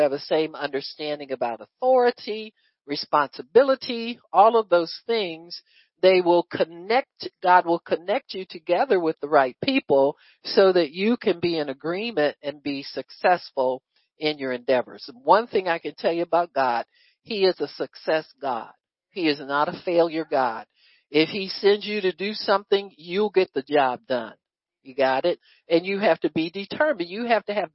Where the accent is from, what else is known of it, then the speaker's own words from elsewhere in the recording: United States; as American citizens